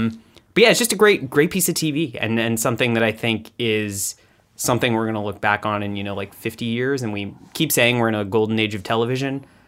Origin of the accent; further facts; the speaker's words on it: Austin, Texas, United States; I grew up in Texas.